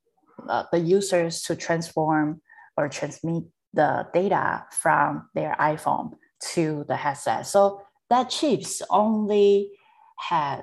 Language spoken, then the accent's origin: English; Taiwan; I was born and raised in Taiwan